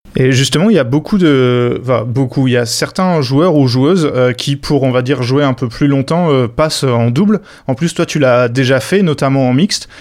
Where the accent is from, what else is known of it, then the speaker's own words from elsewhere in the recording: France; en tant que Français